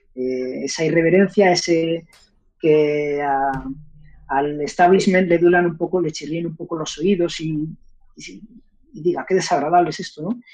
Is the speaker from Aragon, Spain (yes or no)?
yes; Zaragoza, Aragon, Spain; also born or lived in Manila / London; de ahí nos viene a los aragoneses nuestro acento y muchas palabras de nuestro vocabulario